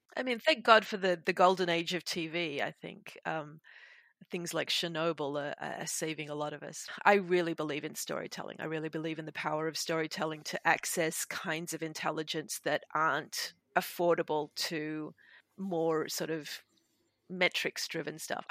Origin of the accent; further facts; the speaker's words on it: Sydney, New South Wales, Australia; The Darug people of my hometown, Sydney